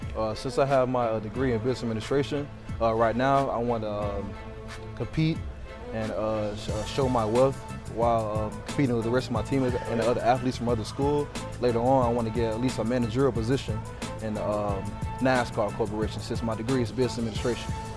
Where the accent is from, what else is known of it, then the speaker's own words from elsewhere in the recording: Jacksonville, Florida, United States; Jacksonville, Florida.